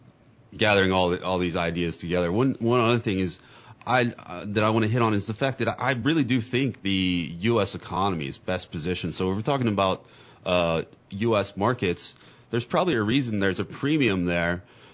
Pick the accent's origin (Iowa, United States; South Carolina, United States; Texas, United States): South Carolina, United States; Columbia; That's from my hometown there in Columbia right there.